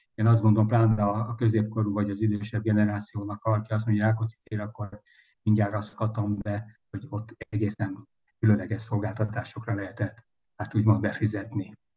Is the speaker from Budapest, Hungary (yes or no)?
yes; Budapest, Hungary; április 12-én születtem Budapest 8. kerület Rákóczi út 27A, illetve pontosabban mellett a Rókus kórházban. Természetesen első emelet szülészet balra kettes ágy, ha jól emlékszem, de ez nem biztos. És hát itt nőttem föl